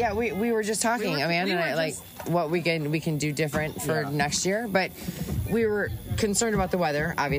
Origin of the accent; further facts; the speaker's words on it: Illinois, United States; moved away as an adult; now in Lowell, United States; I've only been in Lowell for 4 years. I'm from Illinois.